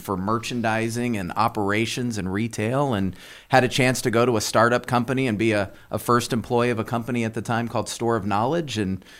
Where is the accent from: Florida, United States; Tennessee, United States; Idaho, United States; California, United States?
California, United States; Born and raised in Southern California, so been here all my life.